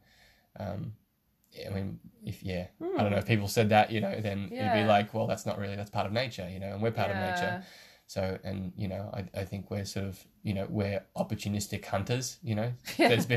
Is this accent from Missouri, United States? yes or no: no; Alaska, United States; moved away; I grew up in Alaska for about 7 years and I sort of spent my formative years there during high school.